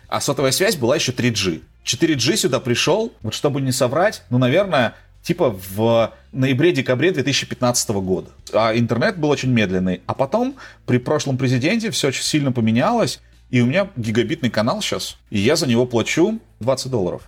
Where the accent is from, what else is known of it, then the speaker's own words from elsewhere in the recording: Novosibirsk, Novosibirsk Oblast, Russia; moved away as an adult; now in Buenos Aires, Argentina; я из Новосибирска